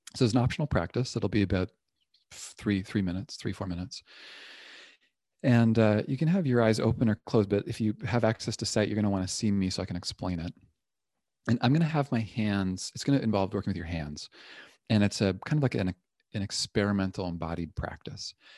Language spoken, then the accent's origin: English; Toronto, Ontario, Canada; now in Berkeley, United States; I'm originally from Toronto